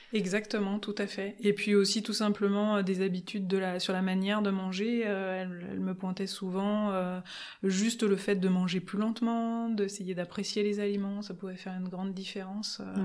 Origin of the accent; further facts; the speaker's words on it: Lyon, Auvergne-Rhône-Alpes, France; also born or lived in Valence; now in Grenoble, France; j'ai commencé par grandir sur Lyon et puis j'ai passé euh, une bonne partie de mon enfance euh, à Valence euh, avant de revenir sur Lyon